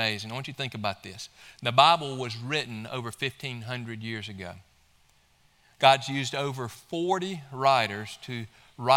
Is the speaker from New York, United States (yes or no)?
no; Mississippi, United States; now in Georgia, United States; my home state of Mississippi